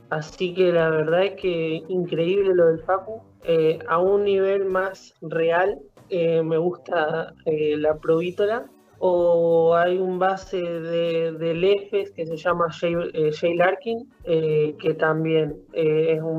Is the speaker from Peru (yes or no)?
no; Paraná, Entre Ríos, Argentina; Eh, sí, bueno, yo arranqué en el club, eh, mi viejo era jugador, en aquel momento en Sionista, eh, en Sionista de Paraná.